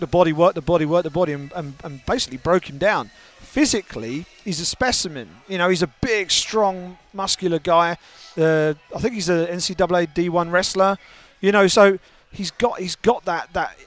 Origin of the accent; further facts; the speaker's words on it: United Kingdom; as a Brit